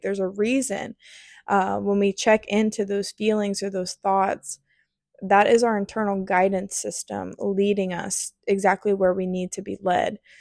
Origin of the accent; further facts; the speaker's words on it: near Columbus, Ohio, United States; moved away; I was in Columbus, Ohio, close to my hometown